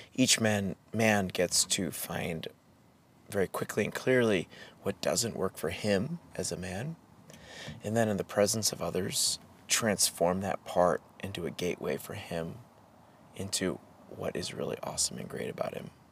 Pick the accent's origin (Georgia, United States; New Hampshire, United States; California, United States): New Hampshire, United States; growing up in New Hampshire in the 80s